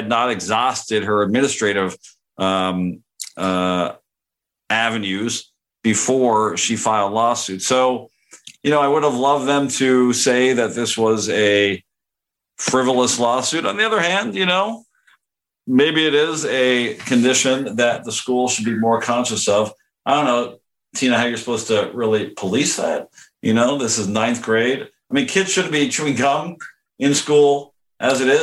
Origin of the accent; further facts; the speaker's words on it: Canada; moved away; also born or lived in Knoxville; growing up in Canada